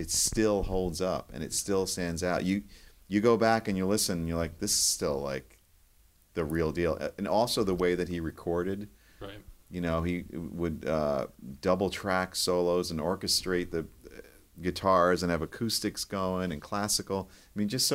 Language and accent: English; New York, United States; moved away; where I grew up in New York